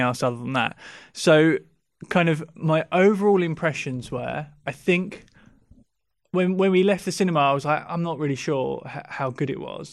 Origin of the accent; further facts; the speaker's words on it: England, United Kingdom; we're English